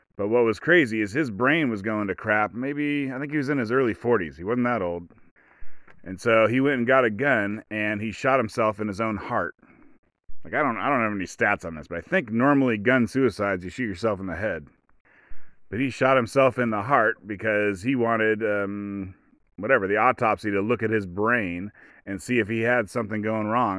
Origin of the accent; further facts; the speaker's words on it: United States; I'm an American